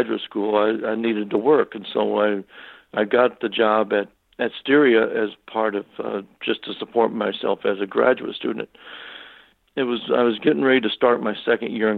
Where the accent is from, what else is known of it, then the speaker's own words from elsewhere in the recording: Kentucky, United States; moved away as an adult; now in New York, United States; I'm originally from Kentucky, and I came to New York in the early 70s to go to graduate school